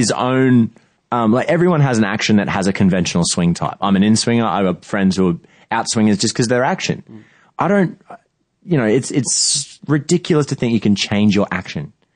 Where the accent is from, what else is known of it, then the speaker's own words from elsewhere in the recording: Australia; as an Australian